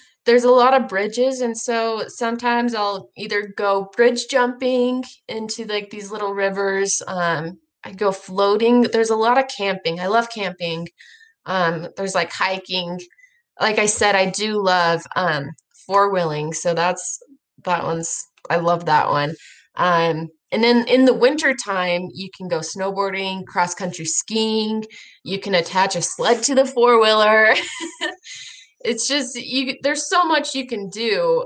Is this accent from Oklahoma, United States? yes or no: no; Idaho, United States; I'm from Idaho